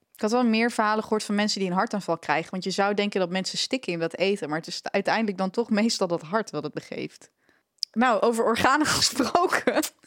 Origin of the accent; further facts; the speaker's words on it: Netherlands; We zijn als Nederlanders